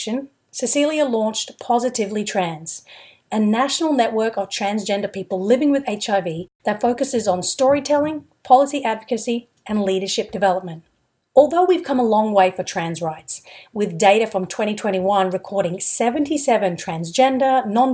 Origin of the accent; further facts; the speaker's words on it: Brisbane, Queensland, Australia; I'm from Australia too. I grew up in Brisbane.